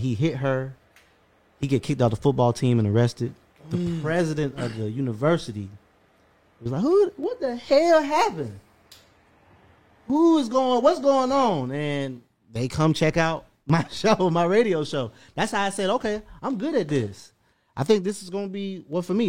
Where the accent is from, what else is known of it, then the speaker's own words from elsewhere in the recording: South Florida, United States; moved away as an adult; now in Atlanta, United States; I'm from South Florida